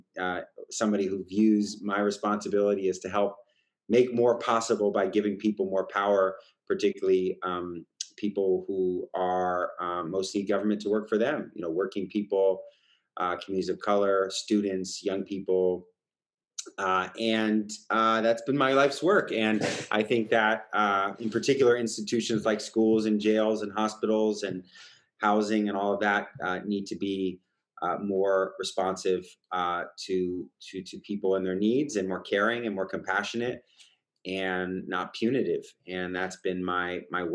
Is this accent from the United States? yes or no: yes; East Bay, Bay Area, California, United States; now in San Francisco, United States; I born and raised in the Bay Area, East Bay, like yourself, stuck around pretty much my whole career.